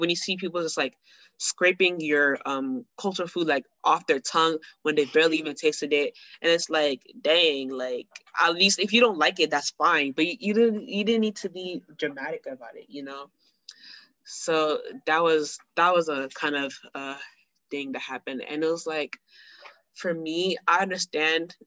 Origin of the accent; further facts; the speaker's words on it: United States; I was born and raised in America